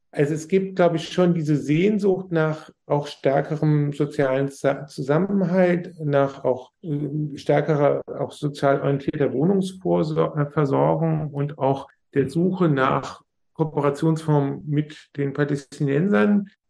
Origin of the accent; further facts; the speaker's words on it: Germany; für uns als Deutsche